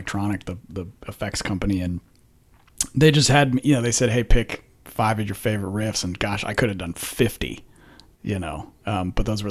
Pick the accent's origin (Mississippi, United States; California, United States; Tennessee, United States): California, United States; Menlo Park; moved away as an adult; now in Texas, United States; I grew up in Menlo Park in California